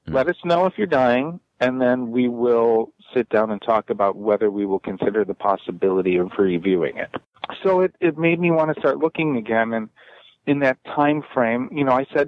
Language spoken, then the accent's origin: English; Chicago, Illinois, United States; I was born in Chicago